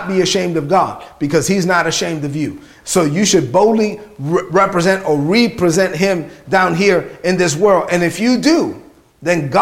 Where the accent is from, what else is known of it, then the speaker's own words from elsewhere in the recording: New York City, New York, United States; Grew up in East New York, Brooklyn.